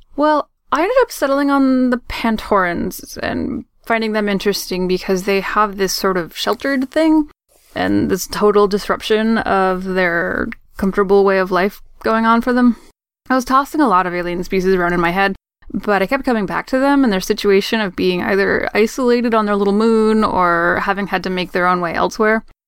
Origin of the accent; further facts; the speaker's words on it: Maine, United States; now in Boston, United States; technically I'm from Maine, but I moved to Boston many, many years ago.